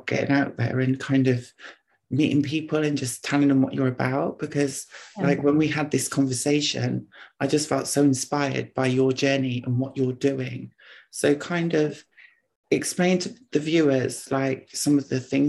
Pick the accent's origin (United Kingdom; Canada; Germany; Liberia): United Kingdom; Oxford, South East England; I'm from Oxford